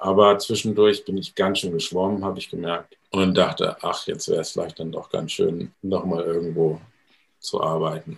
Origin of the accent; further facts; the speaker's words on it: Hamburg, Germany; ich komme nicht aus der Pfalz, sondern aus Hamburg